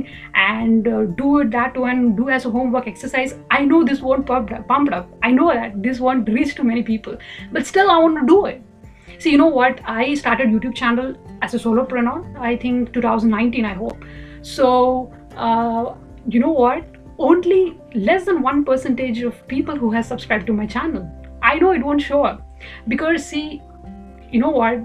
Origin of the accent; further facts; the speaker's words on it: India; I'm from India.